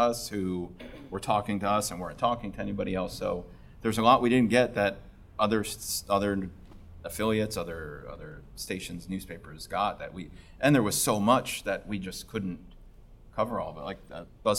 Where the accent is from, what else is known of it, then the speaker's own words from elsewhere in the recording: New Jersey, United States; moved away; I'm from New Jersey